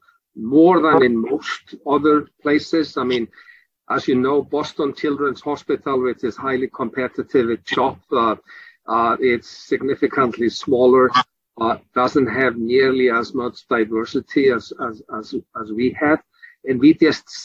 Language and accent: English; Iceland; now in Philadelphia, United States; I'm actually from Iceland myself